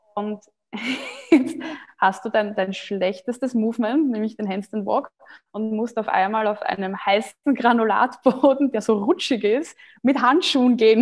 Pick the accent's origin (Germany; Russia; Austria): Austria; ich bin Österreicherin